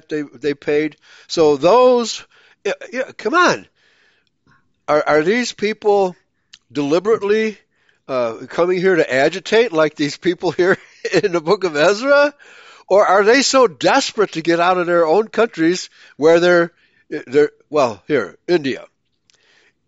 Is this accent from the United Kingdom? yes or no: no; Germany; now in United States; I was born in Germany